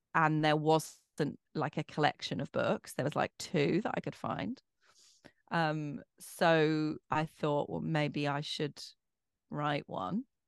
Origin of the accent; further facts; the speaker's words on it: Bromley, London, United Kingdom; accent: posh; I'm from Bromley. I'm a Bromley girl.